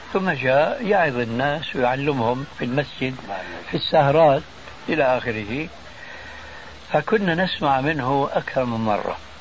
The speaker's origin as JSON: {"language": "Arabic", "town": "Damascus", "region": "Damascus Governorate", "country": "Syria", "said": "عندنا في دمشق"}